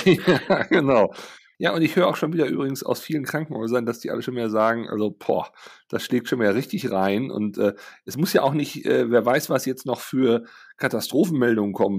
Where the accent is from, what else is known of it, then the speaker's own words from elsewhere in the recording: Germany; als Deutsche